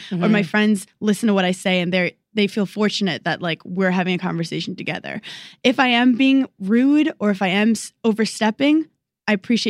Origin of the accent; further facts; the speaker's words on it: New York City, New York, United States; I'm a fucking New Yorker.